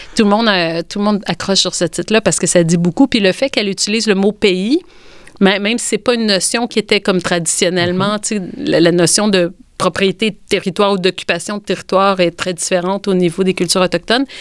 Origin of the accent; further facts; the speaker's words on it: Quebec, Canada; notre identité en tant que Québécois